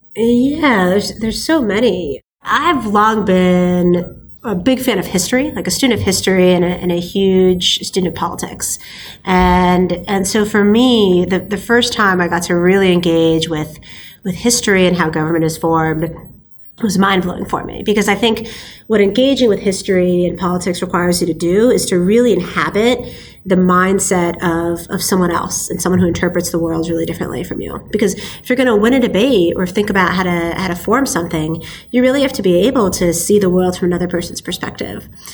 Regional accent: Silicon Valley, Bay Area, California, United States; I was born and raised in Silicon Valley

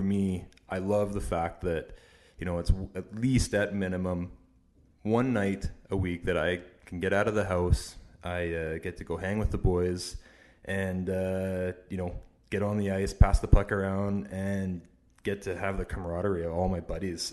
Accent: Canada; I grew up in Canada. I have, uh, you know, been born and raised here.

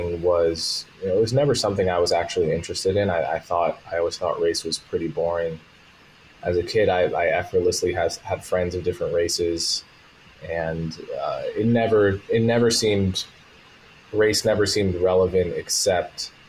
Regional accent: Montclair, New Jersey, United States; also born or lived in New York; I'm from a very nice, diverse, blue, politically blue suburb in New Jersey called Montclair. And basically a suburb of New York

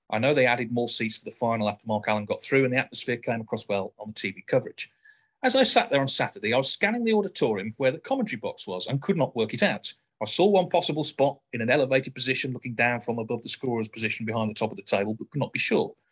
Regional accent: Northern Ireland, United Kingdom; As, and as a Northern Irish snooker fanatic, I was delighted and proud that Belfast was hosting

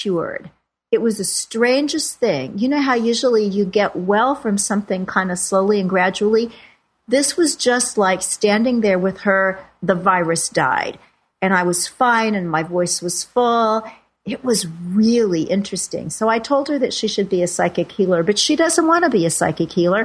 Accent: Kansas City, Missouri, United States; now in New York City, United States; Kansas City, where I've spent most of my life

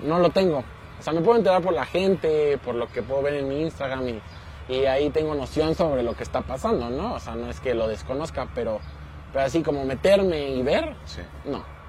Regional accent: Mexico; soy nacido en México

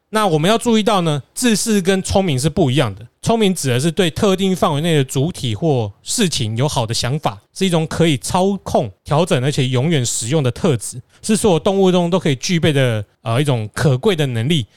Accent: Taiwan; 包括我们台湾人也可以啦

